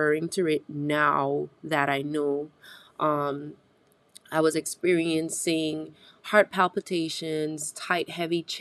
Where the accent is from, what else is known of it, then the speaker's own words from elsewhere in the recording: British Virgin Islands; moved away; I'm originally from the British Virgin Islands, and in our Caribbean culture as a whole